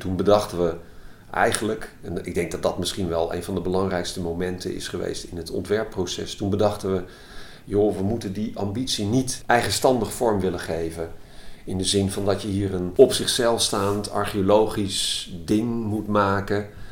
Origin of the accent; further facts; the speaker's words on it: Utrecht, Netherlands; Het is ook het gebied waar ik ben opgegroeid